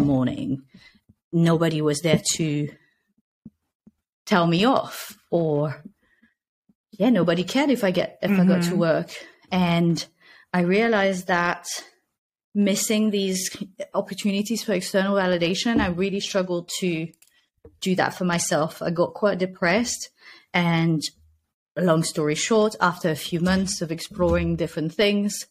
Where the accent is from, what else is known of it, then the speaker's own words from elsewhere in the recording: Nice, Provence-Alpes-Côte d'Azur, France; moved away as an adult; also born or lived in Amsterdam, Netherlands; now in Spain; I'm originally from Nice, in France